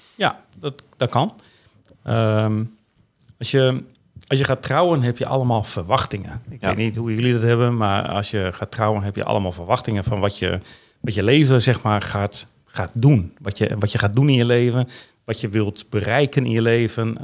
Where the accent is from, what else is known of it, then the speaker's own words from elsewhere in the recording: Veendam, Groningen, Netherlands; ik ben geboren in 14 juni 1960 in Veendam.